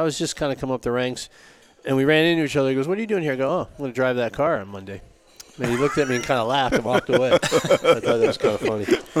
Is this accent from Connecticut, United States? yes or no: yes; Connecticut, United States; I grew up in Connecticut.